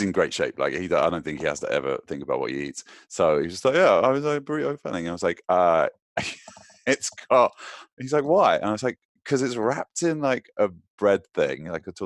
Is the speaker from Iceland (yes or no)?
no; United Kingdom; I'm British